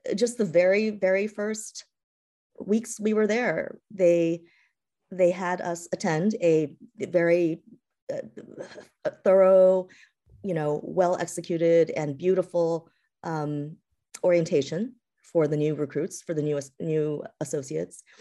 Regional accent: East Coast, United States; also born or lived in California / Massachusetts; I was born in California, um, and raised, but raised, uh, on the East Coast

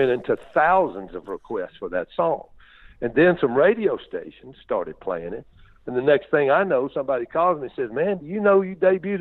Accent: Greenville, Mississippi, United States; my hometown of Greenville, Mississippi

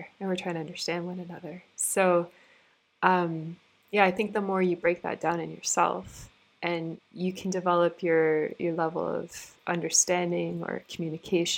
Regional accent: Canada; I grew up in Canada, and Toronto is a pretty multicultural city

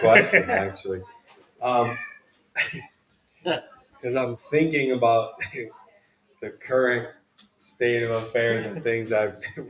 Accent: Trumbull, Connecticut, United States; now in Syracuse, United States; Trumbull, Connecticut.

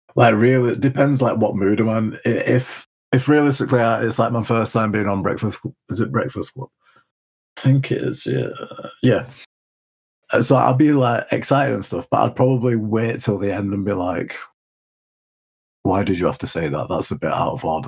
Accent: Leeds, Yorkshire and the Humber, United Kingdom; We're from Leeds

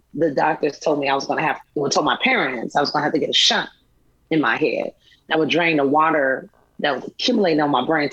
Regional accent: Chicago, Illinois, United States; growing up in Chicago, late 80s, early 90s.

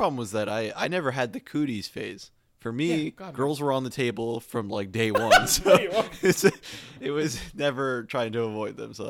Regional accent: Michigan, United States; moved away; When I was a kid and I lived in Michigan

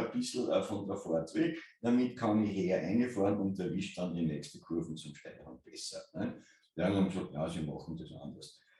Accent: Kapfenberg, Styria, Austria; ich bin äh, in, äh, in Kampfenberg äh, aufgewachsen.

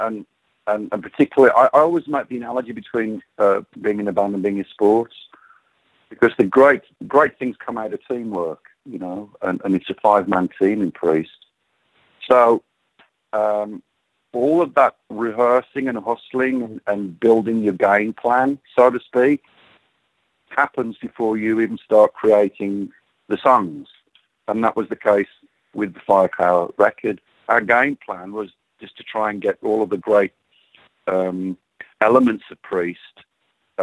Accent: West Midlands, United Kingdom; moved away as an adult; now in Phoenix, United States; Being born and raised in the Midlands, the home of heavy metal

